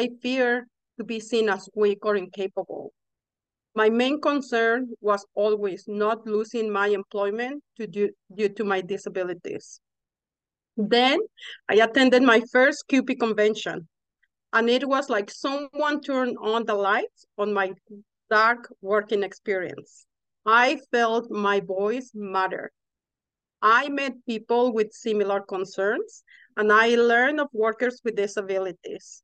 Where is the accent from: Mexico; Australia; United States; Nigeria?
Mexico; English is a second language; moved away as an adult; now in Canada; so I'm originally from Mexico, as you can hear